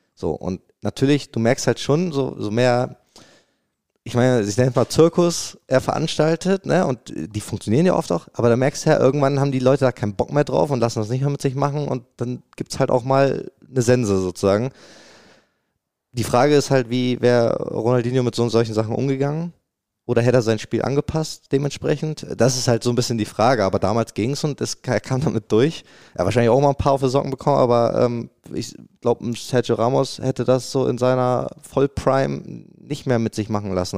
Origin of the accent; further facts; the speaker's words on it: Bremen, Germany; moved away as an adult; also born or lived in Cologne, Germany; now in Dortmund, Germany; ich bin ja ge geboren in Bremen